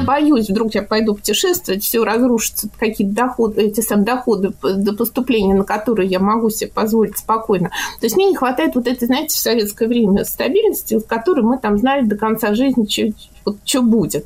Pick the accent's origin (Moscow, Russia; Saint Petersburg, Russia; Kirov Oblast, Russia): Moscow, Russia; Мне 54 года, я москвичка.